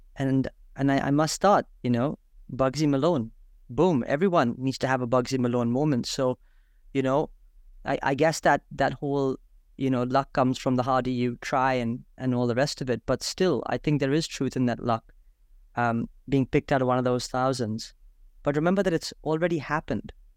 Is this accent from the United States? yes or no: no; India; I'm from India